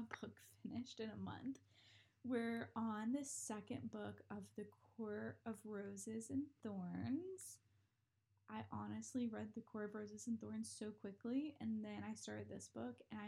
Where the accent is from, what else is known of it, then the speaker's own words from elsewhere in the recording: North Carolina, United States; I grew up in North Carolina, just graduated from UNC Charlotte